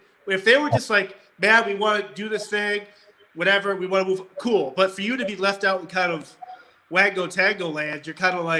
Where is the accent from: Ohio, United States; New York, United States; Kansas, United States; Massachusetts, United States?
Massachusetts, United States; Wellesley; also born or lived in Pepperell, Massachusetts; I live in Massachusetts. And I grew up in Wellesley.